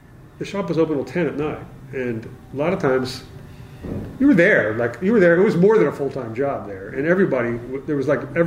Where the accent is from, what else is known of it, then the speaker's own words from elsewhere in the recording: Southampton, Pennsylvania, United States; moved away as an adult; also born or lived in California; I was actually from Southampton